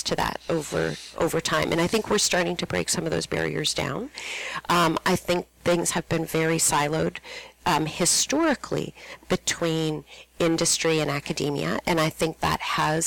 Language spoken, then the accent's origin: English; Toronto, Ontario, Canada; moved away as an adult; also born or lived in Minnesota; I come from Toronto.